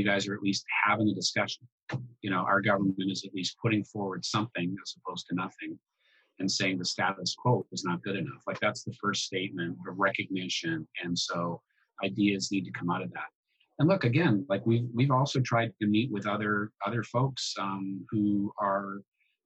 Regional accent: Orillia, Ontario, Canada; I grew up in Central Ontario

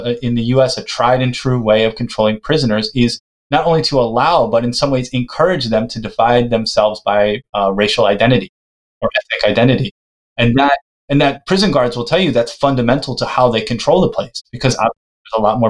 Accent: United States; I'm from the United States

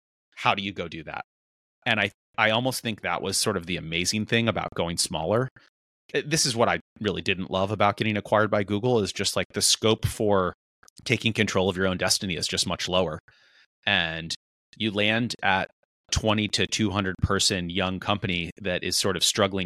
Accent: East Coast, United States; moved away; growing up on the East Coast

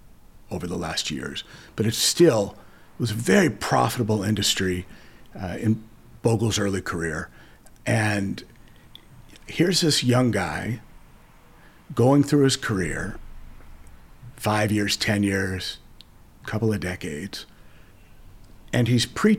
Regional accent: Los Angeles, California, United States; I grew up in Los Angeles, traveled, worked in a few different cities, but came back

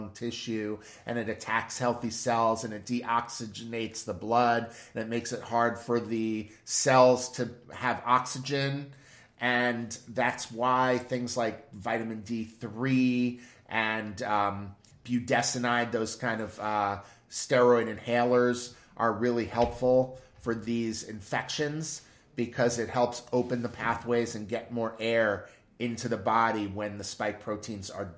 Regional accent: United States; as an American

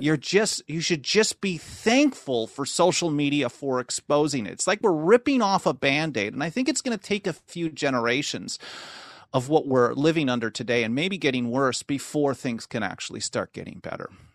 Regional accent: Milwaukee, Wisconsin, United States; moved away as an adult; also born or lived in Los Angeles; I grew up in Wisconsin, which was in Milwaukee, Wisconsin

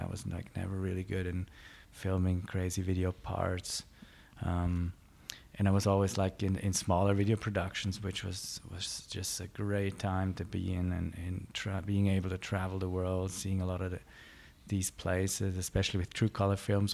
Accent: Klosters, Graubünden, Switzerland; also born or lived in Innsbruck, Austria; in Graubünden, I, I grew up, like, in a small mountain town towards Davos, Cloisters

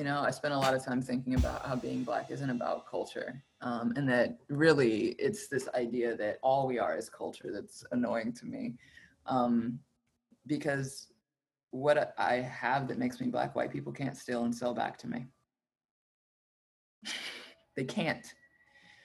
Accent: Alabama, United States; moved away; also born or lived in West Coast; I grew up in the South. I grew up in Alabama.

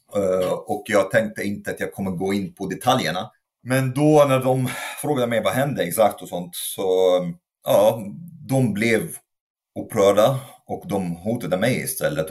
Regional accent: Egypt; moved away as an adult; now in Sweden; jag kommer från Egypten, born and raised

